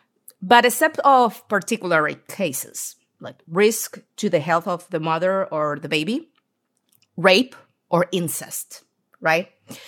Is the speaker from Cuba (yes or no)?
no; Argentina; English is a second language; also born or lived in Seattle; I'm from Argentina, South America.